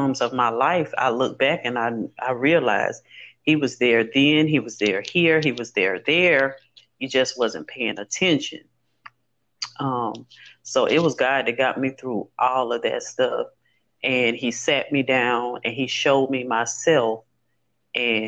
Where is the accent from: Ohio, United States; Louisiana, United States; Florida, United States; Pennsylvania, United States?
Louisiana, United States; Growing up in Louisiana